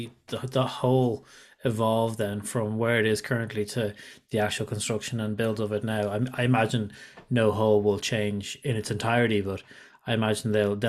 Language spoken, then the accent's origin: English; Ireland; as an Irishman, I'm spoiled because you can drive for 4 hours and you can get to any corner of Ireland.